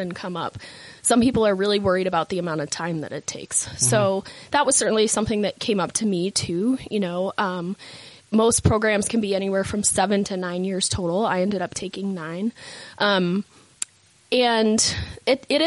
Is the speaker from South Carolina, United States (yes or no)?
no; Boston, Massachusetts, United States; moved away as an adult; now in Utah, United States; I grew up in Boston, okay. Massachusetts